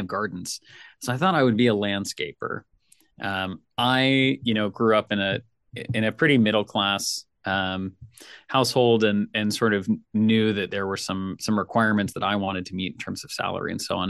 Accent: Nashville, Tennessee, United States; I'm from Nashville

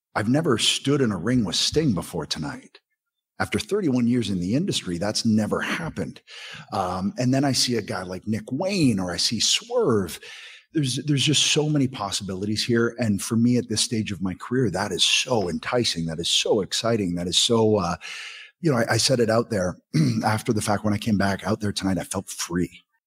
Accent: Southern Ontario, Canada; I'm a kid from Southern Ontario

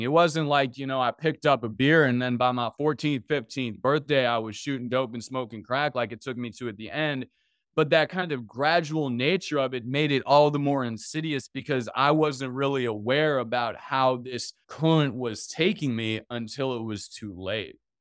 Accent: Washington, District of Columbia, United States; I grew up in Washington, D C

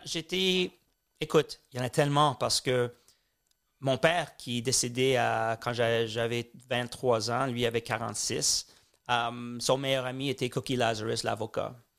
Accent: Montreal, Quebec, Canada; born or raised there; also born or lived in Tel Aviv / London

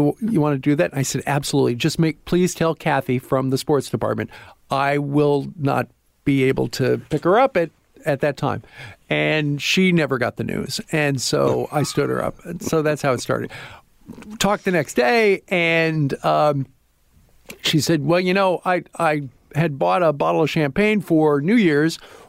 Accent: Iowa, United States; Didn't really like that, even though I'm from Iowa, because the station was owned by Iowa State University

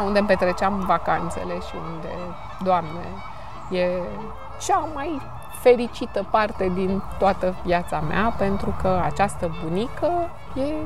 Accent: Romania; sunt româncă

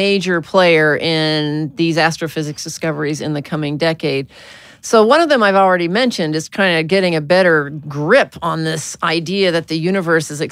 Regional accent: Arkansas, United States; I was born in Arkansas

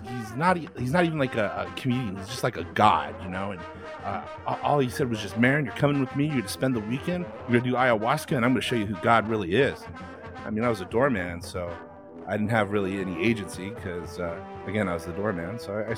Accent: Albuquerque, New Mexico, United States; I'm from Albuquerque, New Mexico, so not really too much football.

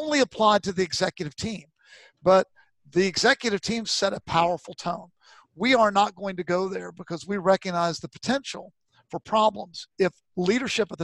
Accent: Virginia, United States; I was brought up in Virginia.

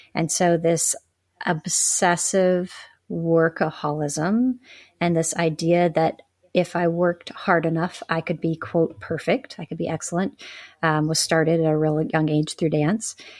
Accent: the South, United States; I grew up in the South.

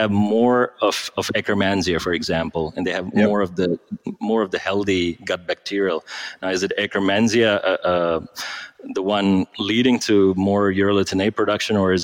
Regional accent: India; moved away; I grew up in India, trained as a doctor.

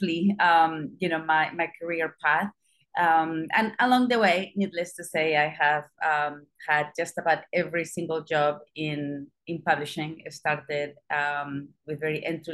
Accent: Spain; moved away; I don't come from the US, I don't come from the UK, I come from Spain. I was still born during a dictatorship in Spain. You know, so my schooling

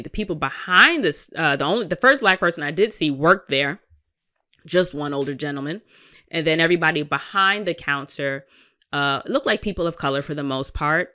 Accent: New York, United States; as a New Yorker

